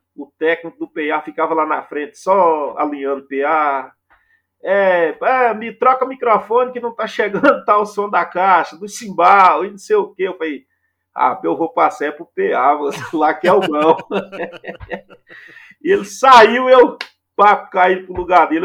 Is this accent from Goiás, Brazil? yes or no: yes; Minaçu, Goiás, Brazil; also born or lived in Goiânia; sou goiano, né? Como se diz, goiano do pé rachado. sou de Minasu, Goiás, é o interior goiano.